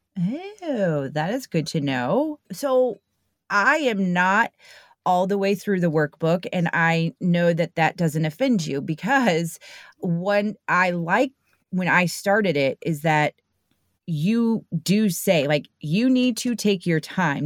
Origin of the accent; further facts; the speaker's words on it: St. Louis, Missouri, United States; born and raised here in Saint Louis